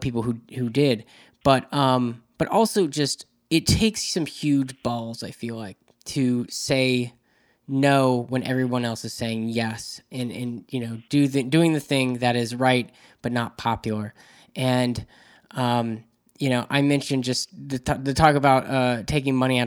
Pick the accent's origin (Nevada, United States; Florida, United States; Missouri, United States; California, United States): Florida, United States; Jacksonville; I grew up in Jacksonville, Florida, where it's a big military town